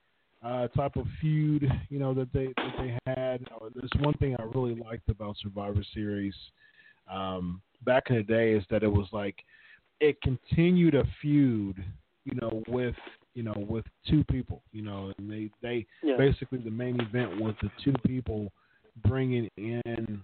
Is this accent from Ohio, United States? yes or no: yes; Ohio, United States; that was in my home state, Richfield